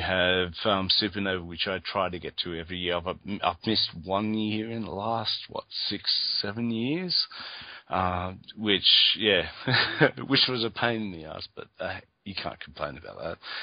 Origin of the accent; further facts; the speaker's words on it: Australia; I'm from Australia